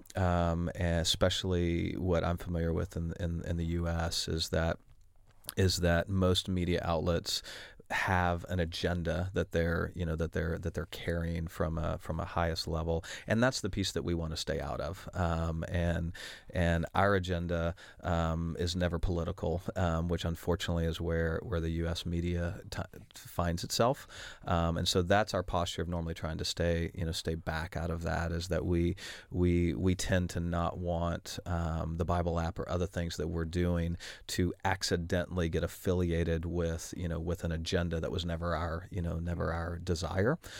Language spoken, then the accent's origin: English; Oklahoma City, Oklahoma, United States; I am from Oklahoma City, Oklahoma